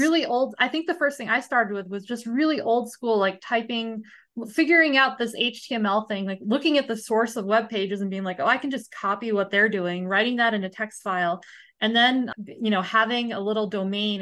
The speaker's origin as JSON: {"language": "English", "country": "United States", "tie": "born or raised there", "said": "I grew up in the United States"}